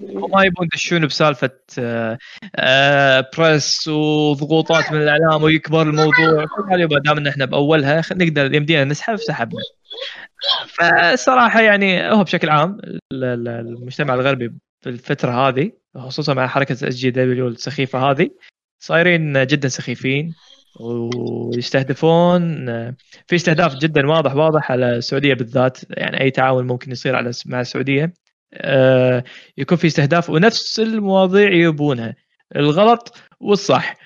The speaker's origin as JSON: {"language": "Arabic", "country": "Kuwait", "said": "عندنا بالكويت"}